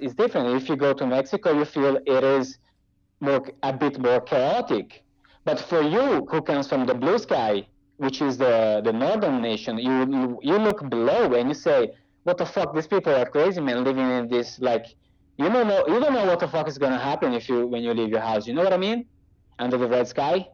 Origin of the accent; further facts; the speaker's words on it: Brazil; moved away; I came from Brazil.